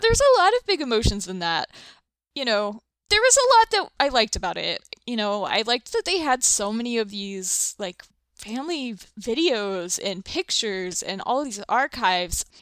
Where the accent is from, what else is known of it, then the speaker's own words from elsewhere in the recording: the South, United States; I'm from the South, from a bunch of, like, dysfunctional, oversharing weirdos